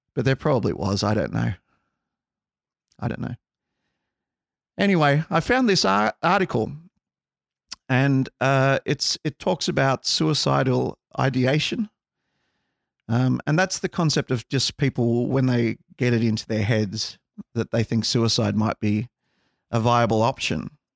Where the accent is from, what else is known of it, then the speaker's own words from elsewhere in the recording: Australia; we're from Australia